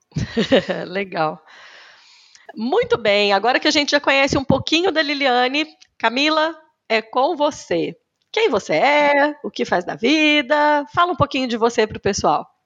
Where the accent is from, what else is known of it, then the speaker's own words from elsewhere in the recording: Cássia, Minas Gerais, Brazil; moved away as an adult; also born or lived in Uberlândia / Campinas / Switzerland; eu sou mineira, Sou do interior de Minas Gerais, nasci numa cidadezinha de 17 mil habitantes, Cássia